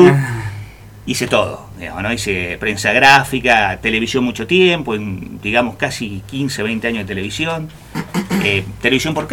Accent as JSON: {"language": "Spanish", "region": "San Luis", "country": "Argentina", "said": "Mi viejo fue director de del canal de televisión de Villa Mercedes San Luis. Nosotros somos de San Luis."}